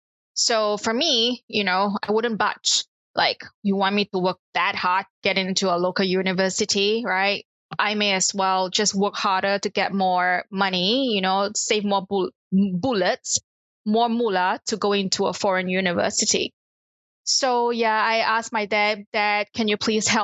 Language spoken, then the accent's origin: English; Kuala Lumpur, Malaysia; So I was born in Kuala Lumpur in Malaysia, born into a typical middle-class family